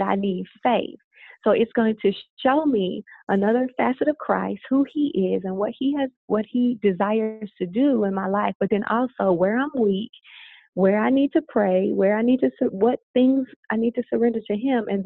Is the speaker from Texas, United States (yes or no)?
no; Louisiana, United States; now in Arizona, United States; I'm from the South. I'm from Louisiana.